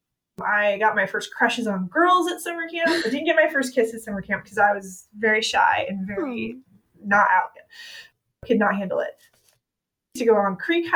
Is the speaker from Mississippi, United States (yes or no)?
no; Georgia, United States; I am from Georgia.